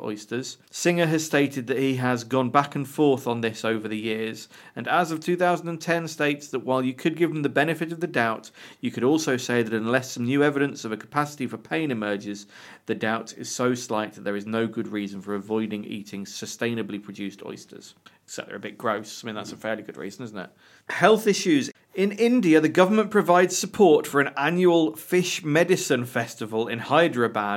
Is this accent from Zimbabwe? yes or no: no; a town in the middle of England, United Kingdom